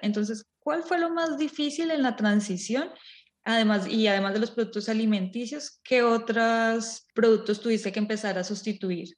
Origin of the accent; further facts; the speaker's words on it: Colombia; moved away; venimos de Colombia